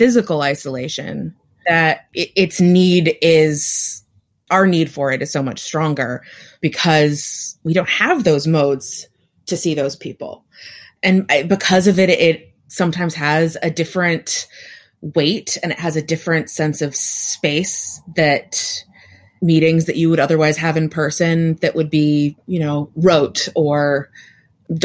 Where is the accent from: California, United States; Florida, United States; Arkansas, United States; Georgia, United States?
California, United States; Oakland; also born or lived in Berkeley, California; I grew up in California, in the Bay Area, specifically East Bay, Oakland and Berkeley